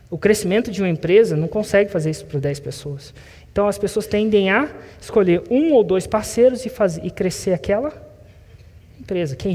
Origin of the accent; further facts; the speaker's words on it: Florianópolis, Santa Catarina, Brazil; Eu sou de Floripa.